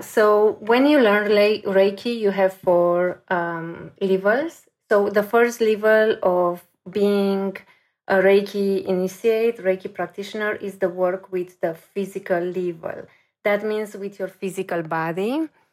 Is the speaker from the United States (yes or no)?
no; Romania; moved away as an adult; also born or lived in Paris; I'm coming from Romania